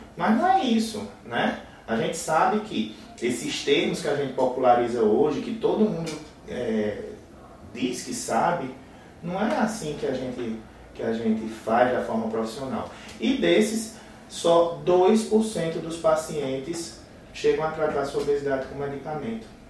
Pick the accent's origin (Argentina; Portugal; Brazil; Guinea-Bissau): Brazil; Paraíba; accent: nordestino; also born or lived in Rio de Janeiro; eu sou da Paraíba